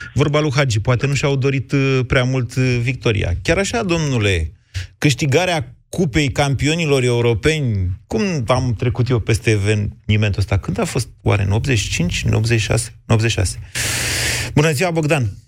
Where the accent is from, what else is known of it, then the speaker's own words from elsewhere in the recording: Oltenia, Romania; ca oltean